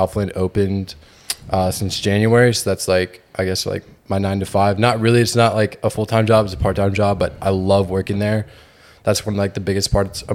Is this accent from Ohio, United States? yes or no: no; Georgia, United States; moved away as an adult; now in Houston, United States; I'm from Georgia